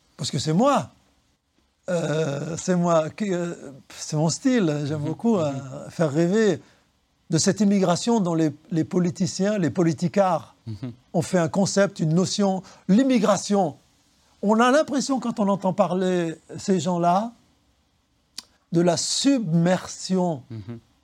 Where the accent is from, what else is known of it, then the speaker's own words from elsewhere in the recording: Lyon, Auvergne-Rhône-Alpes, France; l'école qui est collée aux puces du canal, l'école et Lagrange, c'est mon école maternelle